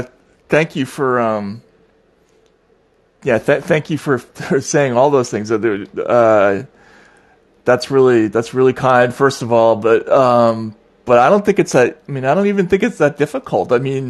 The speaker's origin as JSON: {"language": "English", "country": "United States", "said": "as an American, I mean, I was in my earlier years. In my 20s, I spent in the former Soviet Union"}